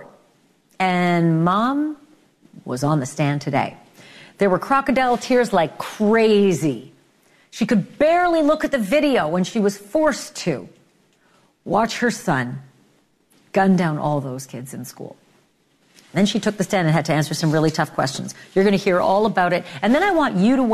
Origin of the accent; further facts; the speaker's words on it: Winnipeg, Manitoba, Canada; I'm from Winnipeg